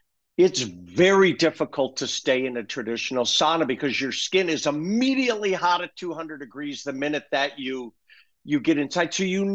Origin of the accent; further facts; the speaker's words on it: Minneapolis, Minnesota, United States; now in Arizona, United States; growing up in Minneapolis, even though I'm in Arizona, lived in Scandinavianville.